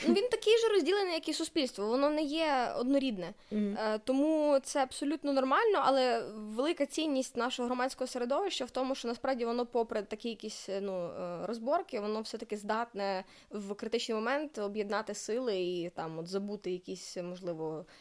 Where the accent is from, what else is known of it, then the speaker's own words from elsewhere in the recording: Lviv, Lviv Oblast, Ukraine; also born or lived in Germany; Я народилася у Львові